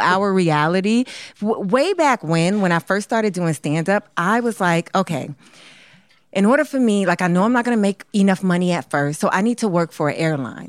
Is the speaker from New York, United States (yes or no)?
yes; New York City, New York, United States; moved away as an adult; now in Los Angeles, United States; I'm from New York City